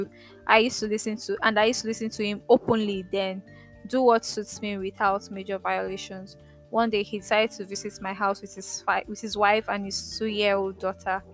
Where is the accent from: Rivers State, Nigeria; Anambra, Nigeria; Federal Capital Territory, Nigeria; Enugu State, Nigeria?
Rivers State, Nigeria; Port Harcourt; moved away; also born or lived in Lagos; I grew up in Port Harcourt